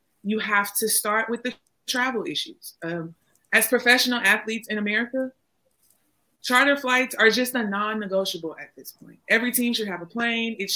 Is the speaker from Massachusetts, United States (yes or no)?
no; Houston, Texas, United States; I'm from Houston